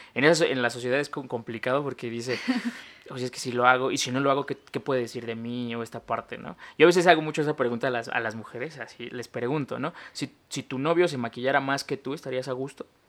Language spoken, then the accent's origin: Spanish; Mexico; crecer como un niño en México